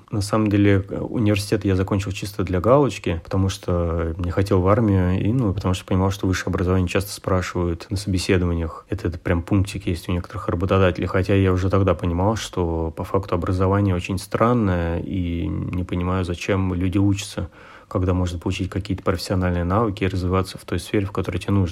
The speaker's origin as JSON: {"language": "Russian", "region": "Moscow", "country": "Russia", "tie": "born or raised there", "said": "Ну, я родился и вырос в Москве, на севере Москвы, север Форева."}